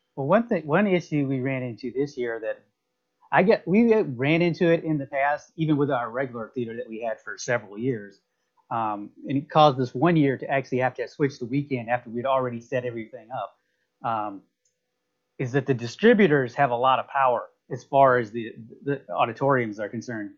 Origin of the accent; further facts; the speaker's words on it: Alabama, United States; now in Tampa, United States; I'm from from Alabama, but I've lived in Tampa for a very long time